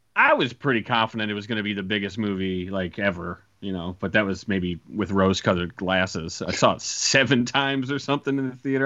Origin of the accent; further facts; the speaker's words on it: Iowa, United States; in my hometown, and I went to the Toys R Us R.I.P. Uh, in in in Iowa